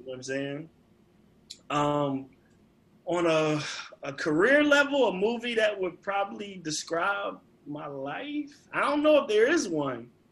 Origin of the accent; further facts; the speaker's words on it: Virginia, United States; being from Virginia